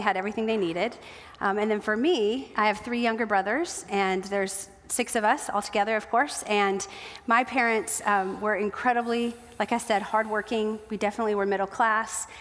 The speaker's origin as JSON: {"language": "English", "region": "South Dakota", "country": "United States", "tie": "born or raised there", "moved": "yes", "said": "I grew up in South Dakota"}